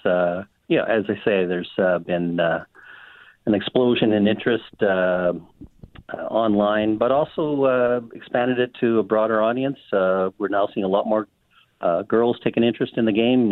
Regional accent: Miami, Manitoba, Canada; I grew up in Miami, Manitoba

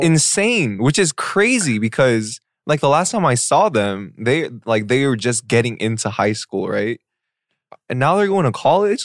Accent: Seattle, Washington, United States; moved away; I was born and raised in Seattle, Washington

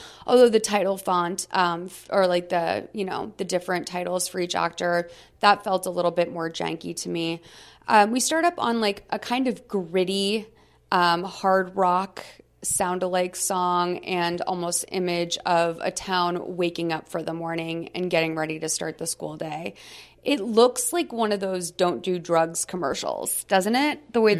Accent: Massachusetts, United States; I grew up in Massachusetts. I will say that it was very much the same energy around you have to go to college.

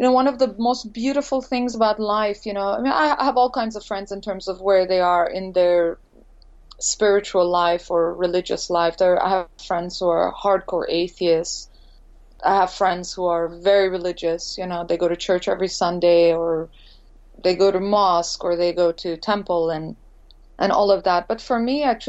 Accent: India; moved away as an adult; also born or lived in Montreal, Canada; now in Los Angeles, United States; growing up in India

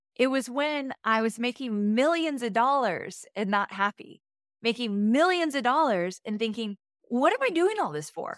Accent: Southern California, United States; moved away as an adult; now in Nashville, United States; moved from Southern California, where I was born and raised my whole life, to Nashville a year and a half ago

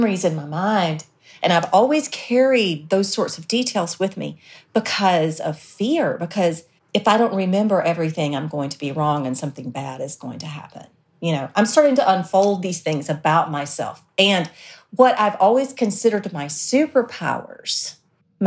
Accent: South Alabama, United States; we grew up in South Alabama

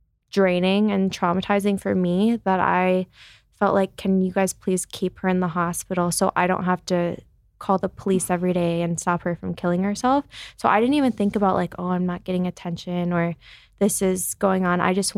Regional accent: Chicago, Illinois, United States; So I'm from Chicago, grew up in Chicago.

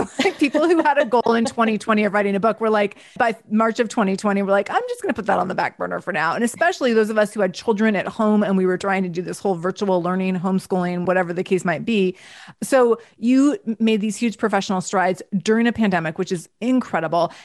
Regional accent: Seattle, Washington, United States; I'm from Seattle

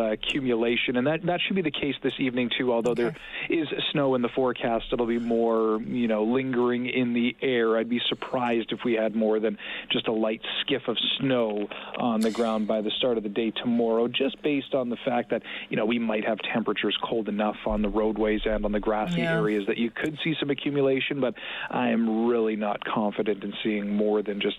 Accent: Saskatchewan, Canada; I'm from Saskatchewan

